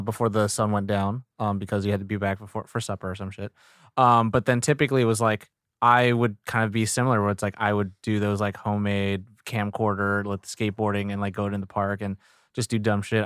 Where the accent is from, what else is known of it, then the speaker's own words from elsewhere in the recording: Sacramento, California, United States; I grew up in Sacramento